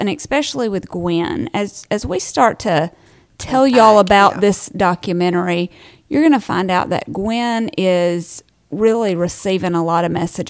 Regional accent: United States; also born or lived in Alabama; I'm American.

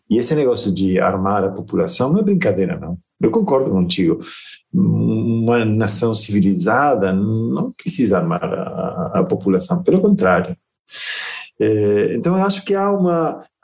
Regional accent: Argentina; born there; Portuguese is a second language; apesar de que meu sotaque não permite perceber, eu, eu nasci na Argentina, né?

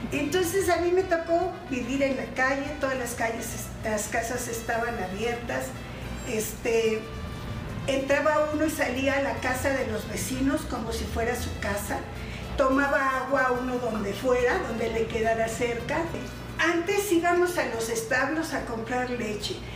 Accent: Mexico City, Mexico; born or raised there

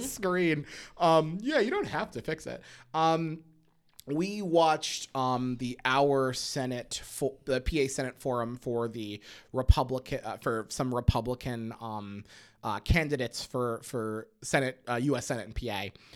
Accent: Schuylkill County, Pennsylvania, United States; I grew up in Schuylkill County, Pennsylvania

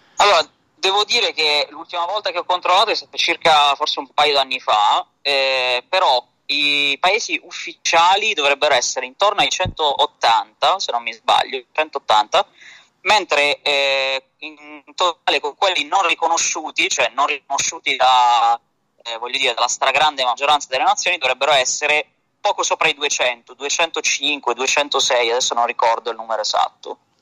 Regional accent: Bari, Apulia, Italy; sono un barese

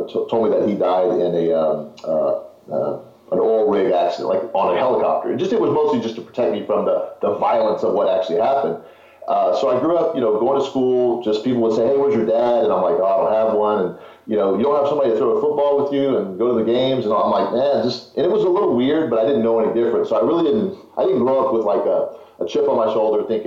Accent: Houston, Texas, United States; also born or lived in Fort Worth, Texas; I was born in Houston, moved to Fort Worth, and then moved back to Houston when I was about eight, seven

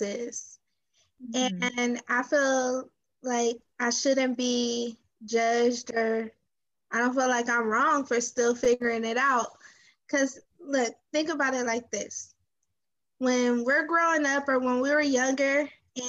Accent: Los Angeles, California, United States; I'm from South Central

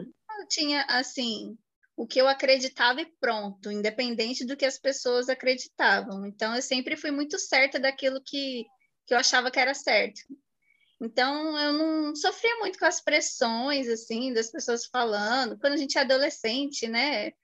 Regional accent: Guaratinguetá, São Paulo, Brazil; E eu nasci aqui, depois morei quatro anos em São Paulo e voltei para Guará

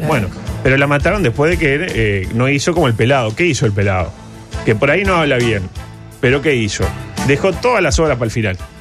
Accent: Uruguay; somos uruguayos

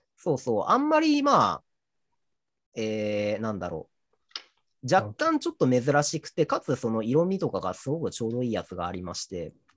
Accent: Toyama, Japan; 僕は、あの、地元が富山県なので

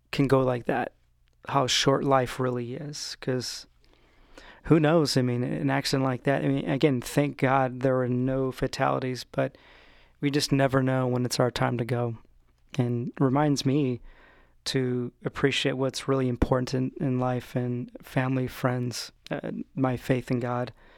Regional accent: Stockton, California, United States; now in Orange County, United States; my hometown of Stockton, California

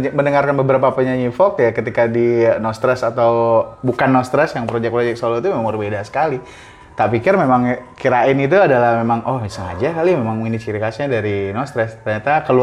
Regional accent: Bali, Indonesia; accent: Balinese; aku dari Bali gimana? Uh. Aku gak suara dari Bali.

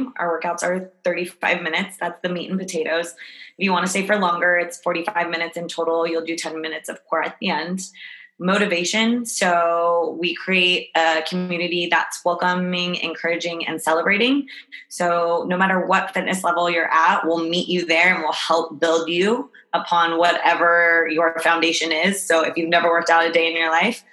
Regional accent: Albuquerque, New Mexico, United States; moved away as an adult; now in San Francisco, United States; I'm actually from Albuquerque, New Mexico

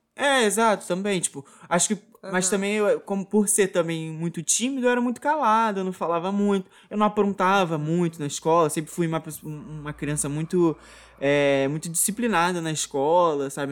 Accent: Muriqui, Rio de Janeiro, Brazil; toda a minha infância foi aqui em Muriqui, né, onde eu tô aqui atualmente

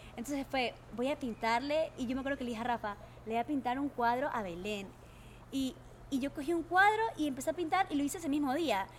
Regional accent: Bahía de Caráquez, Manabí, Ecuador; also born or lived in Calceta, Ecuador; Yo nací en Calceta, pero yo soy yo viví toda mi vida casi en Bahía de Caracas.

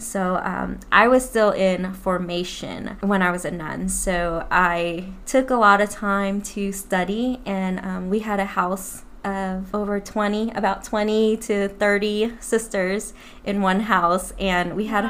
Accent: New Orleans, Louisiana, United States; moved away as an adult; now in Plano, United States; I am from New Orleans and I've moved to Plano, Texas about three and a half years ago

